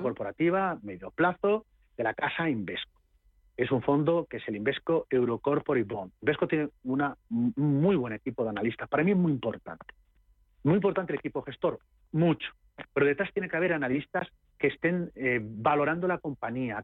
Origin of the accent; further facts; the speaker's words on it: Castilla-La Mancha, Spain; yo soy castellano manchego